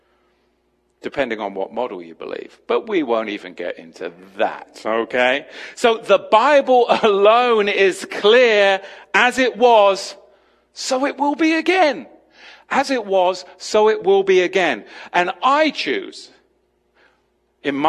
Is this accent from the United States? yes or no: yes; United States; I'm an English American